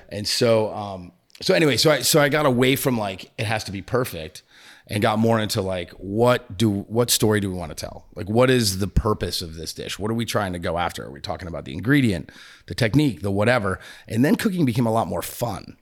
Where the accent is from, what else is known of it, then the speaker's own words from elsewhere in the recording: New England, United States; moved away; I'm from New England